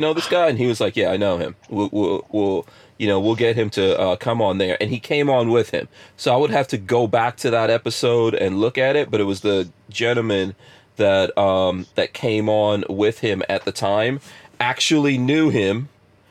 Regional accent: New York City, New York, United States; moved away; also born or lived in Florida; I grew up in a place called Far Rockaway in New York, which was pretty hood in the 80s when I grew up there.

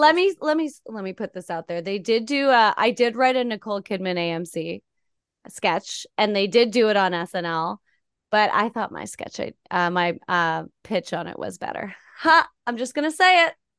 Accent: Canada; moved away as an adult; now in United States; as a Canadian getting here

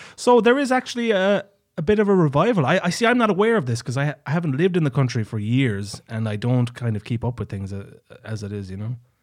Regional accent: Tralee, Munster, Ireland; I'm from, I'm from Tralee, which is on the Dingle Peninsula

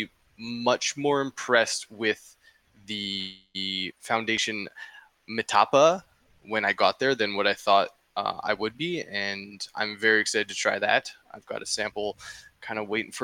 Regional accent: Canada; I'm not even American. Like, you know, it's like, I'm Canadian

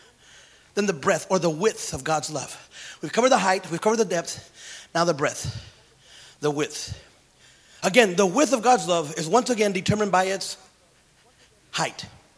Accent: Santa Paula, California, United States; Hey, Holmes, where are you from? Santa Paula. And I had love for my friends. I still love them. Some of you got into Santa Paula with me.

